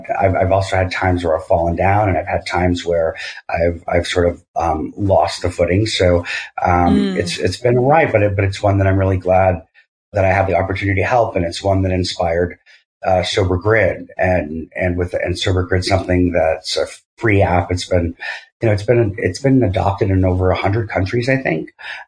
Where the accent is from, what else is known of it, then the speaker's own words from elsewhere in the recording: Massachusetts, United States; moved away; also born or lived in New York / California; I grew up in Massachusetts